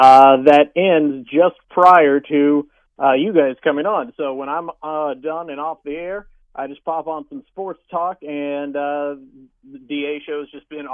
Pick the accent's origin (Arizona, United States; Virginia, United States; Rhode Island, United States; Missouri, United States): Missouri, United States; Kansas City; moved away as an adult; also born or lived in Battle Creek, Michigan; now in Paducah, United States; I grew up in Kansas City, born and raised.